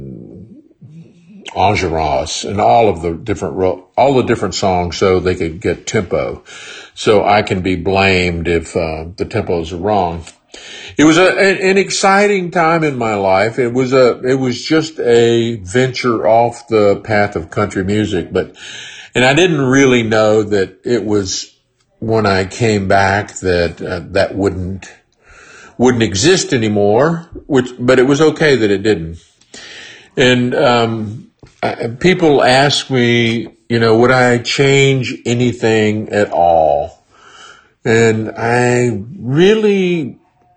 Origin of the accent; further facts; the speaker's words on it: Texas, United States; moved away; also born or lived in Colorado / Nashville / New York / Los Angeles; I grew up in Texas and went to Colorado and came to Nashville